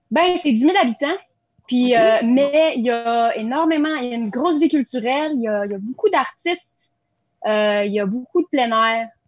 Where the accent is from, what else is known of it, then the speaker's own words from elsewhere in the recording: Nelson, British Columbia, Canada; born there; Tu sais, comme je suis né à